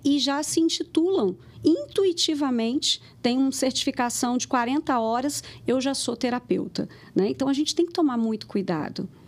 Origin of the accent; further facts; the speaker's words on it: Rio de Janeiro, Brazil; moved away as an adult; now in Lagoa Santa, Brazil; eu sou carioca e eu vim para Minas, hoje eu moro em Lagoa Santa